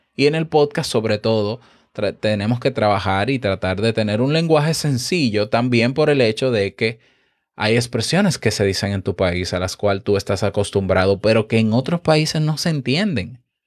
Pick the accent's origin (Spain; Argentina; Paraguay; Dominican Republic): Dominican Republic; muy bonito para mí que soy dominicano